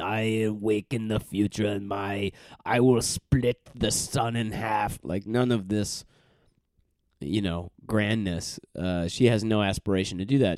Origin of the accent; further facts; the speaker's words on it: United States; I'm from the United States